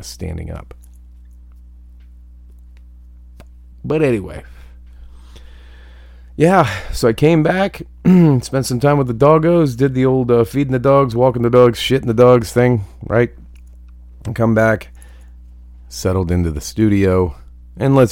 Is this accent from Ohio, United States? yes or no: yes; Ohio, United States; moved away; I grew up in Ohio. That's fucking home to me